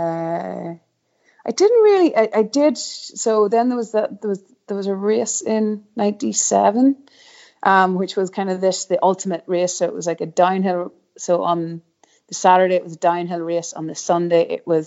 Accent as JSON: {"language": "English", "town": "Rostrevor", "region": "Northern Ireland", "country": "United Kingdom", "tie": "born or raised there", "said": "We grew up in Restrever, so like Restrever obviously now quite the mecca"}